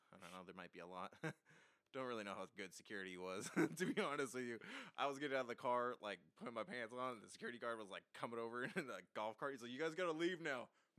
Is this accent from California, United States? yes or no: yes; Anaheim, California, United States; now in Arizona, United States; I'm from Anaheim, of all places.